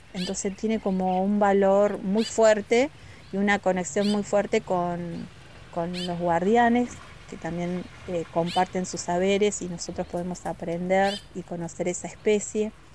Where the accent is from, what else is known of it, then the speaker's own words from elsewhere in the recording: General Roca, Río Negro, Argentina; moved away as an adult; now in Zapala, Argentina; Yo soy de Roca